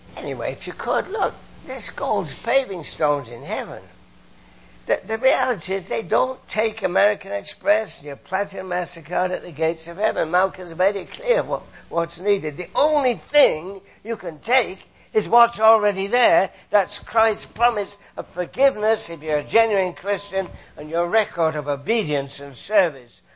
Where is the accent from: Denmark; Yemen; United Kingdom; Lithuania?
United Kingdom; now in Canada; I'm a Canadian, came from Britain, as you can tell from my accent